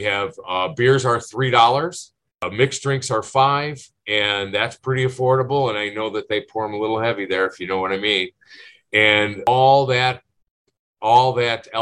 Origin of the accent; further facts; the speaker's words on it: Berwyn, Illinois, United States; I grew up in Berwyn